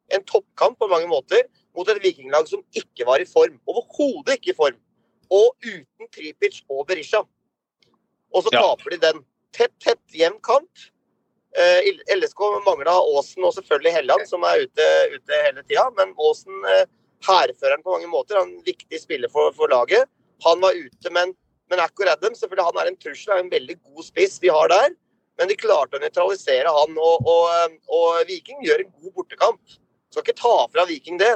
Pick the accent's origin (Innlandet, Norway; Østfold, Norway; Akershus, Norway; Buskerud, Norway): Buskerud, Norway; Drammen; vi er jo fra Drammensområdet